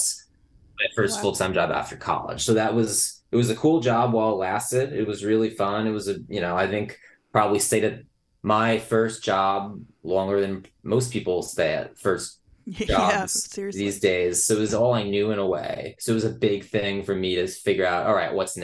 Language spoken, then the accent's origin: English; New Jersey, United States; growing up in New Jersey in the years of the book